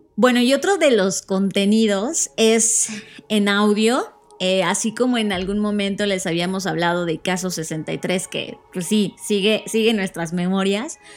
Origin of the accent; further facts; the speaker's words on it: Mexico; somos mexicanos